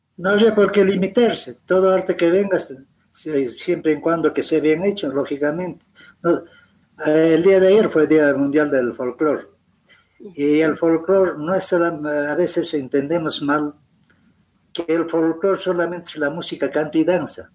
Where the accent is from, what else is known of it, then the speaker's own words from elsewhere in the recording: Peru; como buenos peruanos